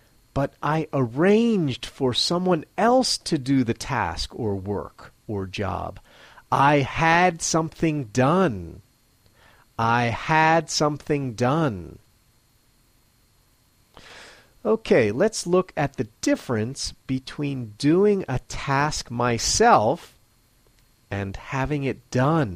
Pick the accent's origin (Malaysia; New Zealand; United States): United States; now in Matsumoto, Japan; I'm an American living in Matsumoto, Japan